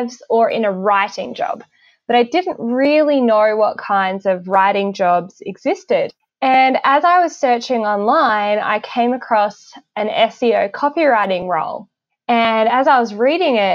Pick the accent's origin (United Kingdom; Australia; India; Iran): Australia; Hobart, Tasmania; accent: Australian; moved away as an adult; also born or lived in Brisbane, Queensland; now in Northern Virginia, United States; I was born and raised in Hobart, Tasmania